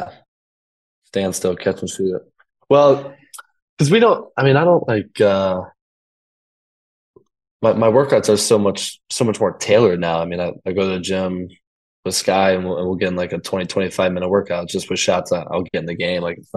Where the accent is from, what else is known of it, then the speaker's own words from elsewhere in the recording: Highland Park, Illinois, United States; moved away as an adult; also born or lived in Evanston, Illinois; now in Princeton, United States; I grew up in Highland Park, which is way north. Went to high school in Evanston, closer to the city.